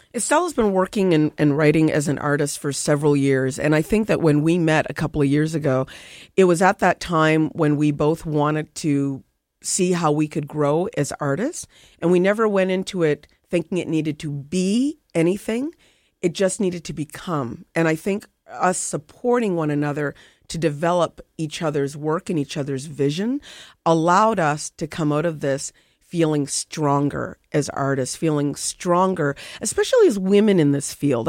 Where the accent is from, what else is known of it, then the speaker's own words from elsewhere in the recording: Nova Scotia, Canada; I grew up in Nova Scotia